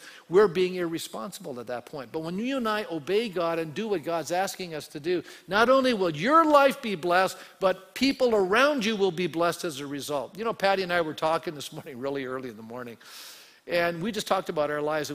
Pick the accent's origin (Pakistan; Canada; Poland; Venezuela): Canada; I was born a male in Canada. Okay, in the 1950s